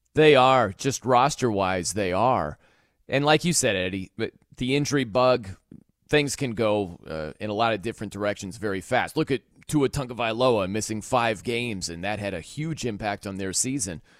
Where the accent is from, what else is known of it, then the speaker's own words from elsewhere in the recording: South Bend, Indiana, United States; I was from South Bend